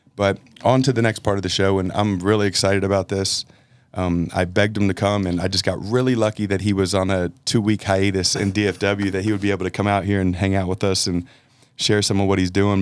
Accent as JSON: {"language": "English", "town": "Philadelphia", "region": "Pennsylvania", "country": "United States", "moved": "yes", "lives_now": "Texas, United States", "said": "I'm from Philadelphia"}